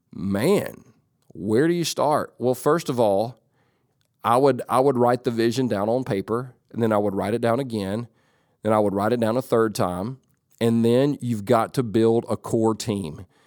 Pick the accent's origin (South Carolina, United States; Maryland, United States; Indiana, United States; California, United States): California, United States; Whittier; I was born in California, but not in San Jose. I was born in Whittier.